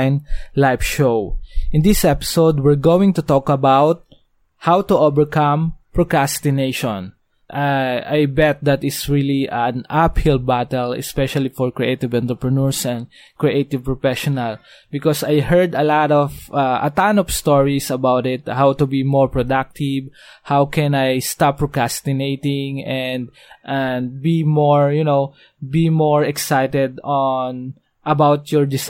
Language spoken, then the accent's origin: English; Dasmariñas, Cavite, Philippines; I'm from Dasmariñas, Cavite